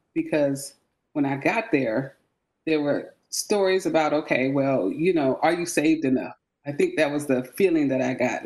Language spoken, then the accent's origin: English; San Francisco, California, United States; moved away as an adult; also born or lived in Charleston, South Carolina; now in Grayson, Georgia, United States; I am from the Bay Area, San Francisco, California